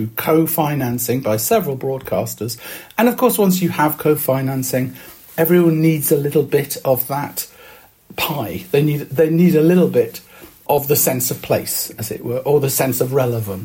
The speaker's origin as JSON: {"language": "English", "region": "Wales", "country": "United Kingdom", "said": "I'm Welsh"}